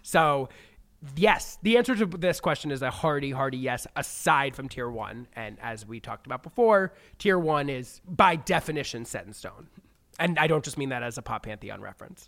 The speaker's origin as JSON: {"language": "English", "country": "United States", "tie": "born or raised there", "said": "obviously I'm an American. I grew up in America"}